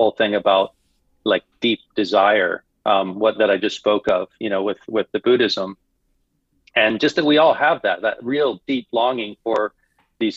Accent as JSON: {"language": "English", "region": "Florida", "country": "United States", "tie": "born or raised there", "moved": "as an adult", "lives_now": "Bangkok, Thailand", "said": "growing up in Florida, living in Thailand"}